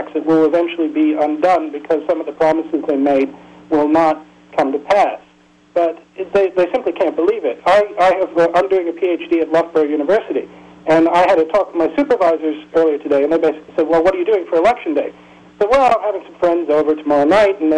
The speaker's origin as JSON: {"language": "English", "country": "United States", "moved": "yes", "lives_now": "Peterborough, United Kingdom", "said": "As an American living in England"}